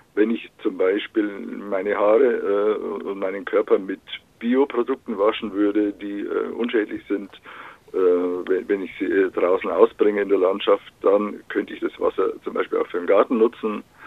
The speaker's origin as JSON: {"language": "German", "area": "Upper Palatinate", "region": "Northern Bavaria", "country": "Germany", "tie": "born or raised there", "moved": "yes", "said": "in meiner Heimat in, Nordbayern, irgendwo in der Provinz, in, der Oberpfalz"}